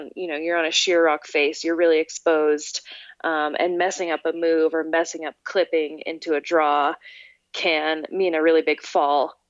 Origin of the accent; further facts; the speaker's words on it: Oregon, United States; also born or lived in Alberta, Canada; I was born in Alberta in 1988, and I moved to Oregon when I was 7 in 1995 with my family.